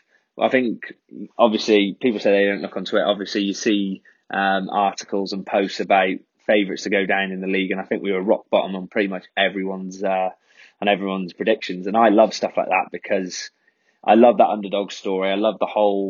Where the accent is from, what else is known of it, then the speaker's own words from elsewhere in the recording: North Wales, United Kingdom; I'm North Wales, but I'm like probably about 20 minutes from Wrexham.